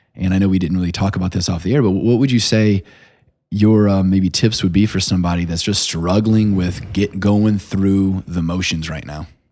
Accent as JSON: {"language": "English", "town": "South Bend", "region": "Indiana", "country": "United States", "tie": "born or raised there", "said": "I grew up on the West Side"}